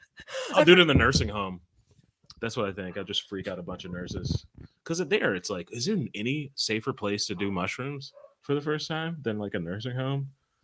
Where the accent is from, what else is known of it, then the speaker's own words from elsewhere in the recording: Ohio, United States; I'm from Ohio. We have NASA out there.